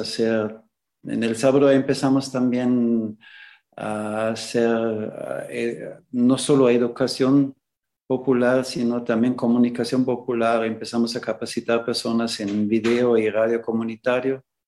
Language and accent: Spanish; Austria; moved away as an adult; also born or lived in Nicaragua / El Salvador / Ecuador; now in Xalapa, Mexico; nací en Austria